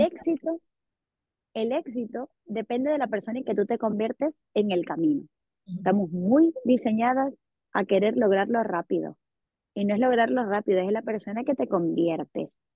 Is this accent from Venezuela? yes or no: yes; Venezuela; Sí, si vengo de Venezuela.